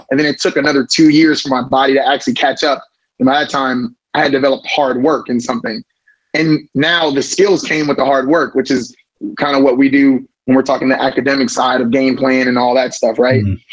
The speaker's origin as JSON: {"language": "English", "region": "Florida", "country": "United States", "said": "We're from Southwest Florida, so I mean, talking about 20 cousins, 10 aunts, everybody's in Florida, um, all originally from Jamaica."}